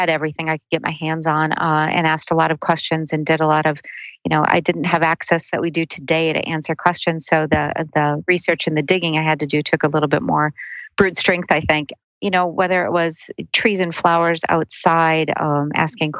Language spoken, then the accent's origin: English; central Minnesota, United States; I did grow up in central Minnesota in actually a pretty small little town